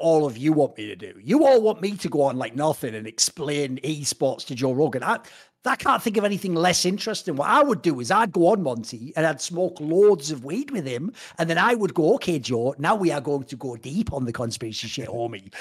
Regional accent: England, United Kingdom; I come from England

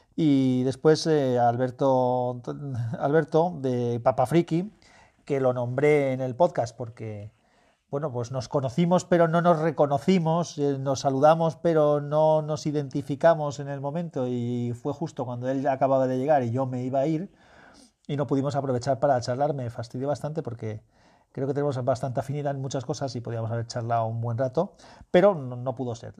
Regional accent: Valencian Community, Spain; un escultor valenciano de mi tierra

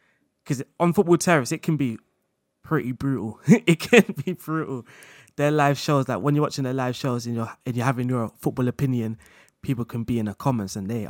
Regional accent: London, United Kingdom; accent: London; I think obviously people kind of could tell from my background, through my voice and my accent. I had a more of a London accent then.

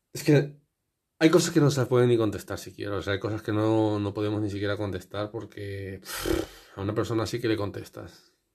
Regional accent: Spain; porque yo también soy español

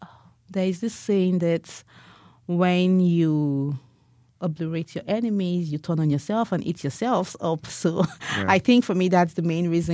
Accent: Asaba, Delta, Nigeria; moved away as an adult; also born or lived in Benin City, Edo State / Onitsha, Anambra State; now in United States; I was born in Benin, but I grew up in Asaba, Delta State. So I had my primary education in Asaba

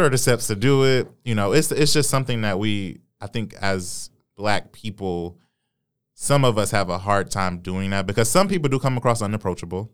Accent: Detroit, Michigan, United States; I was born and raised on Seven Mile

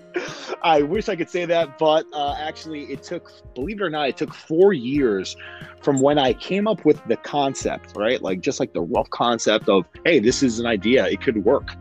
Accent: New York City, New York, United States; Born and raised in Queens, New York. Been here my whole life

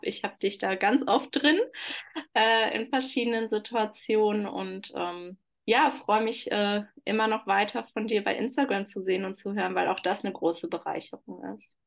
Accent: Oberhausen, North Rhine-Westphalia, Germany; ich komme aus Oberhausen, aus äh, ja, der Schleife des Ruhrpots

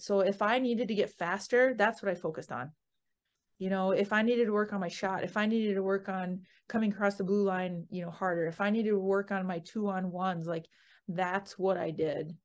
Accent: Siren, Wisconsin, United States; moved away; I grew up in Siren, you know, like you said, and it's a very small town in northwestern Wisconsin

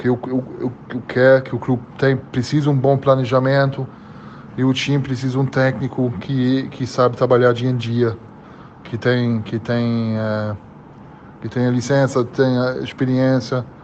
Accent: Germany; Portuguese is a second language; now in Brazil; as pessoas que pode pensar que eu vou ficar com dificuldade porque eu vim da Alemanha

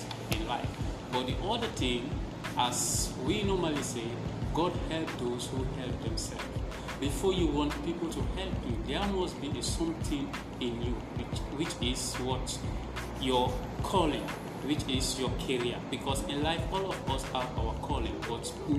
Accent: Sierra Leone; now in Gambia; I'm a Sierra Leonean. I'm from Sierra Leone

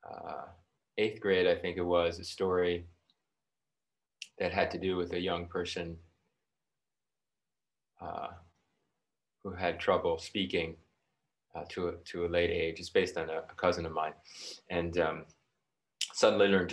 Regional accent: New York City, New York, United States; I grew up in New York City, so very urban

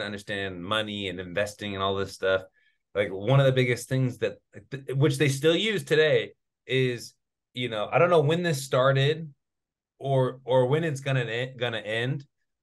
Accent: Sacramento, California, United States; I'm from Sacramento

